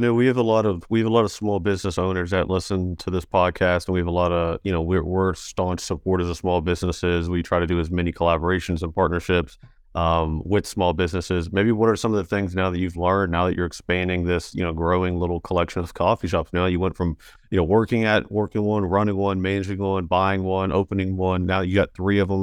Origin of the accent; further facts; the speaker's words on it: Mink Shoals / Elkview area, Elk River, West Virginia, United States; I'm from Ming Shoal's L two area